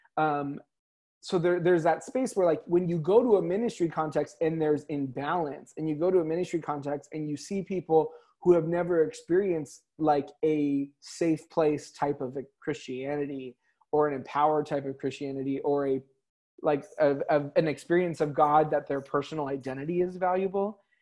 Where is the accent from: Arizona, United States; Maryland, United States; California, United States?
California, United States; The OC was filmed in my hometown. You know what I mean? The OC was filmed like at my high school.